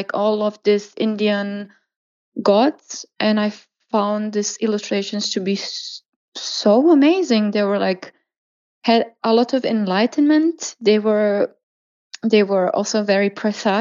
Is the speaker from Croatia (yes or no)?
yes; Croatia; now in Germany; I was born and raised in Croatia